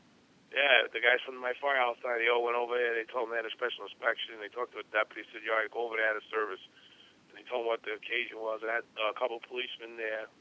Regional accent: New York City, New York, United States; I was a kid from Brooklyn

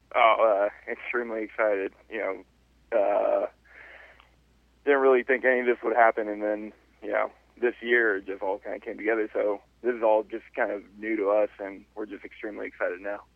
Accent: San Francisco Bay Area, California, United States; moved away as an adult; also born or lived in Arkansas; I am from the San Francisco Bay Area

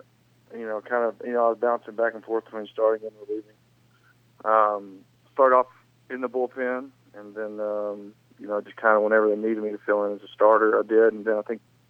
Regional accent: the South, United States; growing up in the South and going up to Idaho

